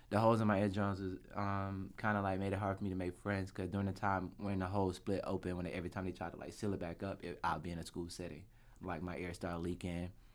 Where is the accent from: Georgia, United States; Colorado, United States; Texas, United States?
Georgia, United States; Atlanta; I'm from Atlanta, Georgia. Born and raised.